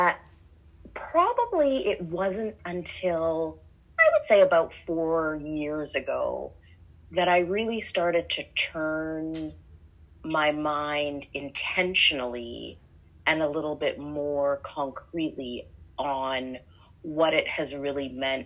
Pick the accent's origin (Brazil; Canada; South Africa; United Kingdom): Canada; moved away as an adult; now in Atlanta, United States; I am a Canadian diplomat, currently based in Atlanta, Georgia